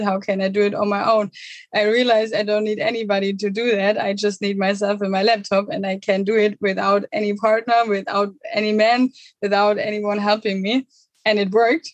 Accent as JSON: {"language": "English", "area": "near Munich", "region": "Bavaria", "country": "Germany", "moved": "yes", "said": "I'm originally from Germany, um, from Thousand Germany near Munich."}